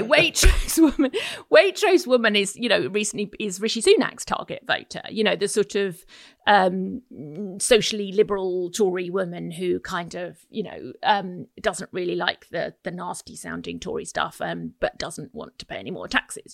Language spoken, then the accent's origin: English; Essex, East of England, United Kingdom; I grew up in Essex. I'm very familiar with Essex